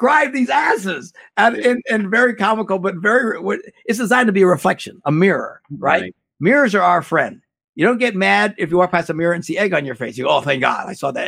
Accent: Green Bay, Wisconsin, United States; I'm from Green Bay, Wisconsin, and football's a big deal here

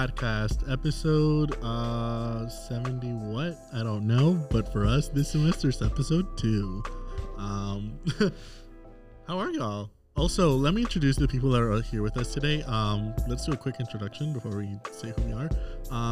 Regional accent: South Florida, United States; moved away as an adult; now in Raleigh, United States; I'm from South Florida

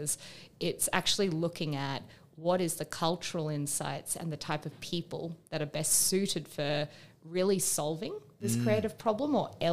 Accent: Perth, Western Australia, Australia; also born or lived in United Kingdom / Asia; now in Melbourne, Australia; I am an Australian woman that lives in Melbourne. I'm originally from Perth in Western Australia.

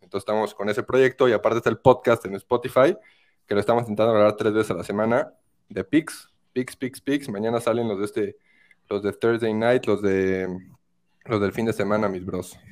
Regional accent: Querétaro, Mexico; moved away as an adult; now in Mexico City, Mexico; yo soy de Querétaro. Yo soy de Querétaro

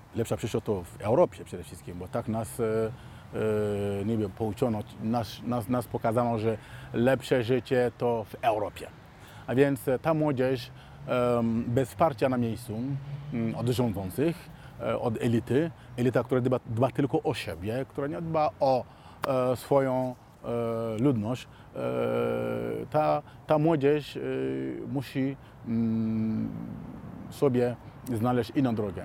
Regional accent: Mali; moved away; also born or lived in Warsaw, Poland; pochodzę z Mali

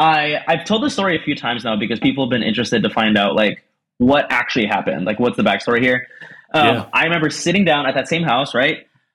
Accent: Fargo, North Dakota, United States; also born or lived in Columbus, Ohio; now in Cincinnati, United States; born, born and raised in the most famous Fargo, North Dakota. Super random.

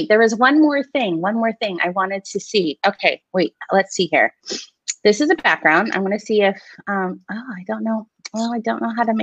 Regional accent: Hawaii, United States; I'm from Hawaii

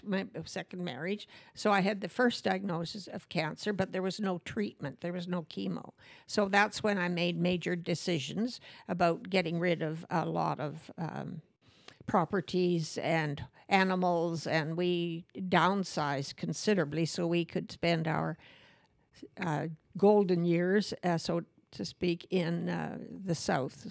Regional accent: Manitoba, Canada; I grew up in Surrus, Manitoba

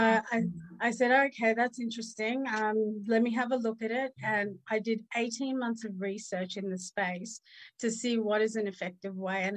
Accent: South Africa; moved away; also born or lived in Australia; I was born in apartheid South Africa. So my mom was very fair and my dad was colored. And we lived in a legalized racist system

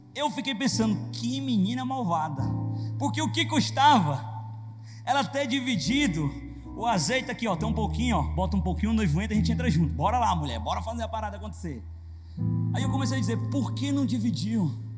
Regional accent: interior of Ceará, Brazil; eu sou do interior do Ceará

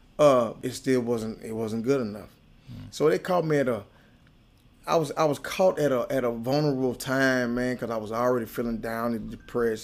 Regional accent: Nashville, Tennessee, United States; Nashville, Tennessee. Been there 46 years all my life.

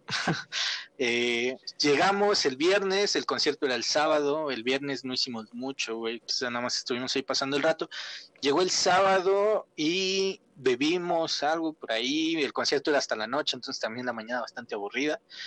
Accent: Tula, Hidalgo, Mexico; Aquí en mi pueblo

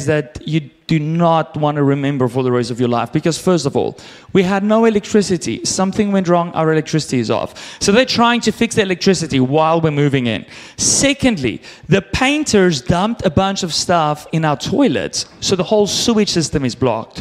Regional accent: South Africa; now in Canada; I grew up in South Africa

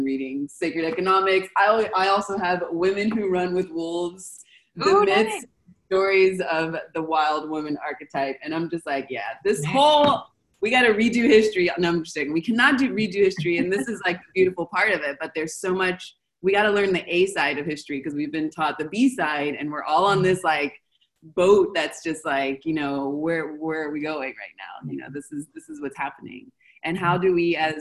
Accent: United States; moved away as an adult; now in Argentina; my home country, the States

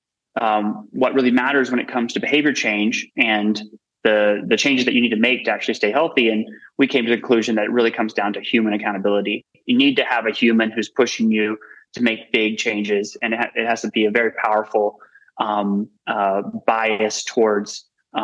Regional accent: Georgia, United States; I'm from Georgia, from a place that has a lot of obesity, from a family that had dealt with a lot of obesity related issues

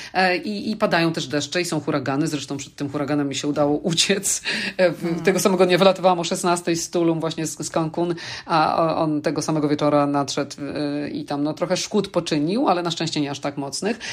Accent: Poland; moved away; pochodzę z Polski

